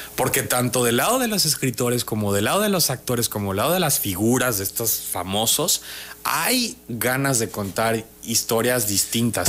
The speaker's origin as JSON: {"language": "Spanish", "region": "Tabasco", "country": "Mexico", "moved": "as an adult", "lives_now": "Mexico City, Mexico", "said": "Yo a donde quiera que voy digo que soy tabasqueño."}